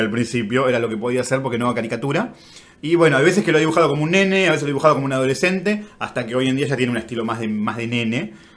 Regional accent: Argentina; Somos argentinos

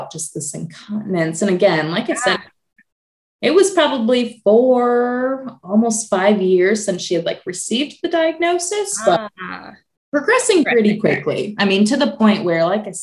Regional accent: Michigan, United States; moved away as an adult; now in Indianapolis, United States; I'm originally from Michigan

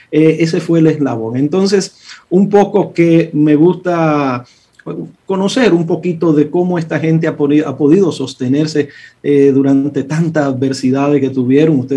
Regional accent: Santo Domingo, Distrito Nacional, Dominican Republic; also born or lived in Villa María / Villa Juana / Villa Francisca / San Carlos; yo soy un muchacho de las villas. Yo se lo he dicho varias veces, yo nací en Villa María, me crié en Villa Consuelo, Villa Juana, Villa Francisca y, un chin de San Carlos.

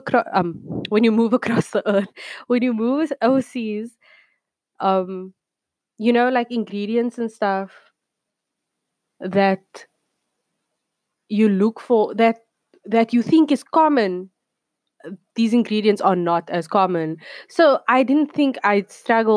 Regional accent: Cape Town, Western Cape, South Africa; moved away as an adult; now in South Korea; I'm from Cape Town, South Africa. And I live here in somewhere South Korea.

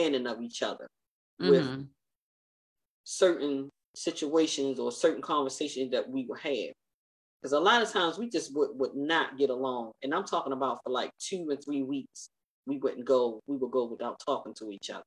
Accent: United States; I'm an American woman, although I'm a Muslim American woman

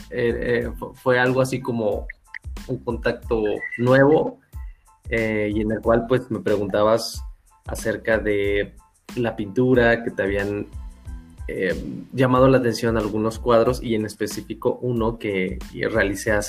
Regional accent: Hidalgo, Mexico; De ahí en fuera, pues he vivido en distintas otras ciudades, pero básicamente soy de {S1} Hidalgo.

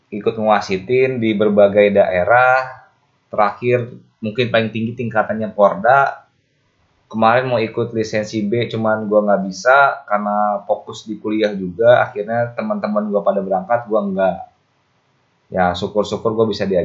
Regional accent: West Java, Indonesia; Walaupun gue aslinya Kabupaten Bogor, tapi gue megang PRSI Kabupaten Karawang sebagai koordinator wasit Jawa Barat.

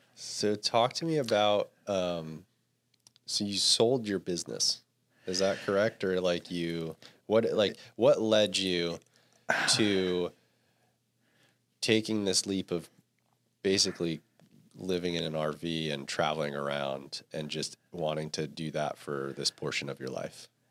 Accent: East Coast, United States; now in Santa Cruz, United States; I grew up on the East Coast

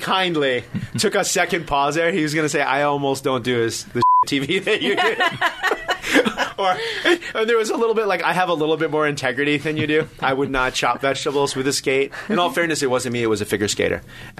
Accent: New York, United States; I grew up in New York

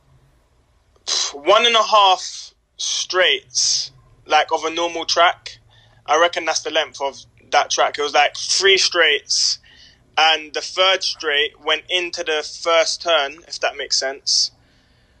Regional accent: London, United Kingdom; now in Manchester, United Kingdom; we grew up in South London, Peckham

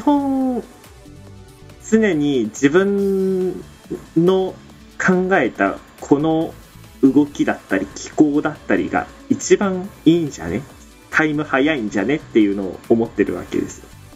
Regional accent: Miyazaki, Japan; 僕地元宮崎なんですよ

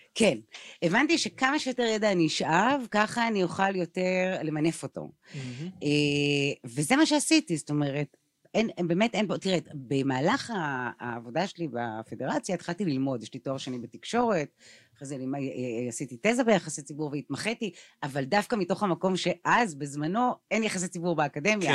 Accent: Tel Aviv, Tel Aviv District, Israel; אני תל אביבית

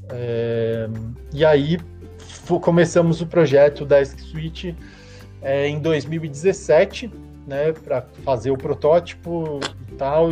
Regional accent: Florianópolis, Santa Catarina, Brazil; Eu sou de Florianópolis, né? É, manezinho da ilha aqui.

